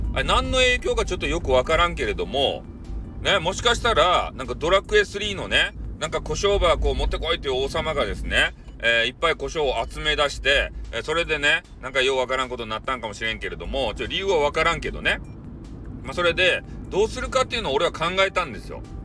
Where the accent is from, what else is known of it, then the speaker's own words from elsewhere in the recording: Kyushu, Japan; 俺たち、九州の人間。